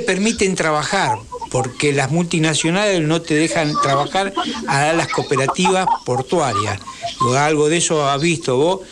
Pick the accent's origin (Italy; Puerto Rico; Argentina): Argentina; Avellaneda, Buenos Aires Province; Yo soy de Avellaneda